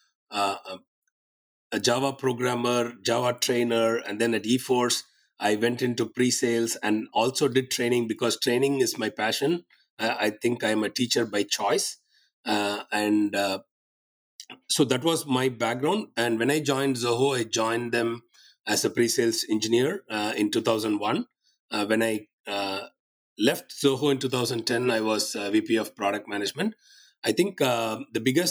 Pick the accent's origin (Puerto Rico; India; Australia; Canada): India; Tiruchirappalli, Tamil Nadu; also born or lived in Thanjavur / Chennai; I was born in Tamil Nadu in India, in a town called Trichy. So I did all my schooling there